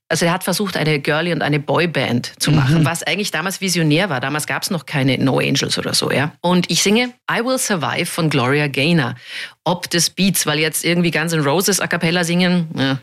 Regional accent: Munich, Bavaria, Germany; moved away; also born or lived in Vienna; München weil es mein Heimatort ist

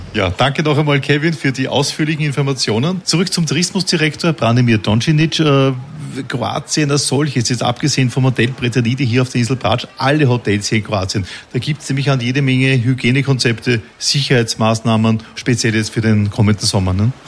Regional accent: Vienna, Austria; ich selbst bin ja Wiener.

